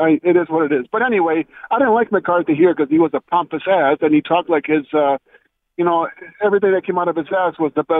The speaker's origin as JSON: {"language": "English", "town": "Milwaukee", "region": "Wisconsin", "country": "United States", "said": "I'm from Milwaukee area"}